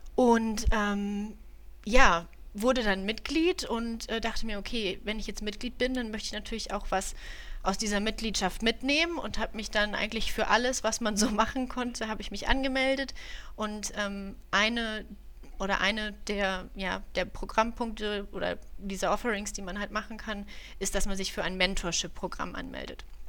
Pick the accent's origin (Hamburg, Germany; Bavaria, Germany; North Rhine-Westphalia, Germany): North Rhine-Westphalia, Germany; Düsseldorf; drei Monate in Düsseldorf, ähm, meiner Heimatstadt. Ich bin ein Düsseldorfer Mädchen